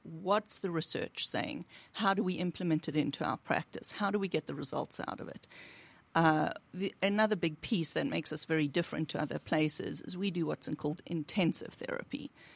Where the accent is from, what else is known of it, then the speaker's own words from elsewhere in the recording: South Africa; now in United States; I'm originally from South Africa